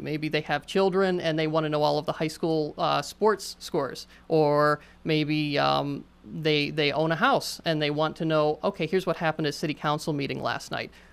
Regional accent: Johnstown, Pennsylvania, United States; Johnstown is my hometown

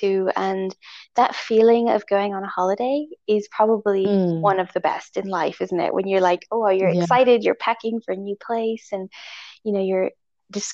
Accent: Italy; I was born in Italy

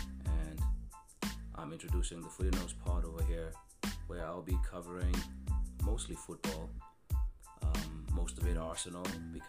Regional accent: Cape Town, Western Cape, South Africa; being a South African kid growing up in Cape Town

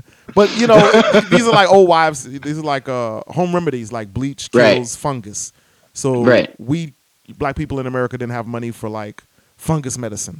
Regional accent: United States; I'm an American.

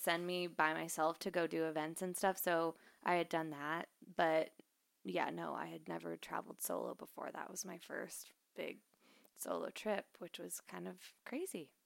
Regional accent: Idaho, United States; I'm from Idaho

